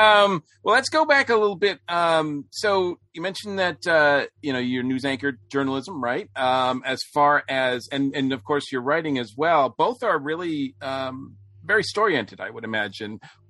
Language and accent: English; Winchendon, Massachusetts, United States; I used to live, I grew up in Massachusetts, but on the New Hampshire border